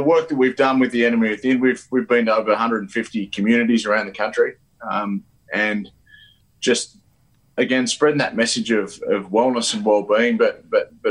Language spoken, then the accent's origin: English; Wagga Wagga, New South Wales, Australia; also born or lived in Cowra / Sydney; now in Dubbo, Australia; I grew up I was born in Cowra, but grew up in Wagga before I moved to Sydney as a 17-year-old